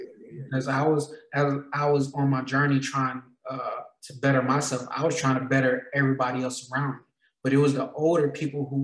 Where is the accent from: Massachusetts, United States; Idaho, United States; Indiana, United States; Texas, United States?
Indiana, United States; Gary; moved away as an adult; now in Las Vegas, United States; I grew up in Gary, Indiana